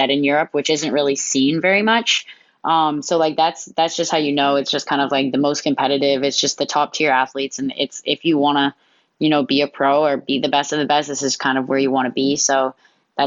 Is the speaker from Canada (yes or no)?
yes; Hamilton, Ontario, Canada; Growing up in Hamilton, I'm from Hamilton, Ontario, Canada.